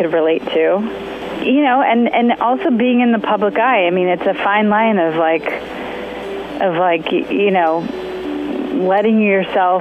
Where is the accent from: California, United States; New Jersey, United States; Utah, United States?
California, United States; Topanga; I grew up in Topanga Canyon, which I was fortunate to grow up, you know, with coyotes howling at night and lots of nature around